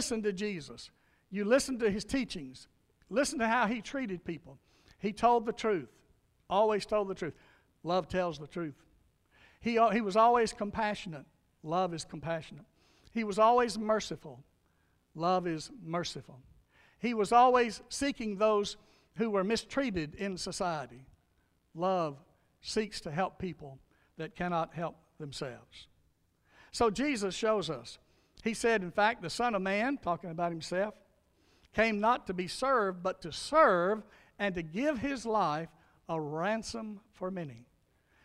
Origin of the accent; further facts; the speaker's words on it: North Louisiana, United States; now in Meade County, United States; I grew up in Louisiana, a little dirt road, North Louisiana, called Buckskin Road